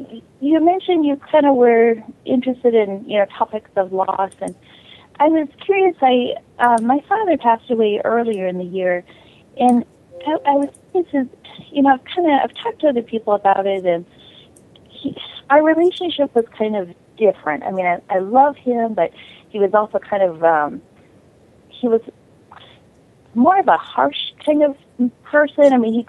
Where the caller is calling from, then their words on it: Las Vegas, Nevada, United States; I'm calling from Las Vegas.